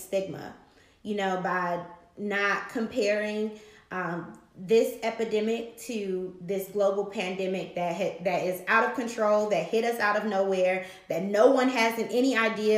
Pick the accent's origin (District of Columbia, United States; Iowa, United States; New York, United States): District of Columbia, United States; Washington; I'm from Southeast DC